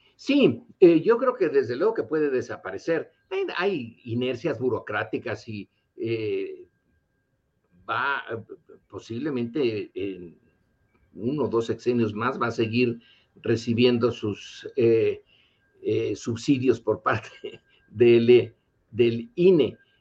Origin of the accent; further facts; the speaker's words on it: Mexico; nosotros como mexicanos que estamos divididos